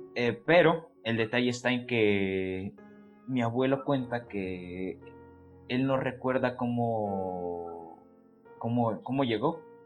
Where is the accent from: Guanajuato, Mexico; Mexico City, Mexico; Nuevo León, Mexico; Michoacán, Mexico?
Guanajuato, Mexico; Celaya; yo soy de, pues somos de Celaya, Guanajuato, pero yo soy de una comunidad a las afueras de Celaya. Este, mi pueblo se llama San Juan de la Vega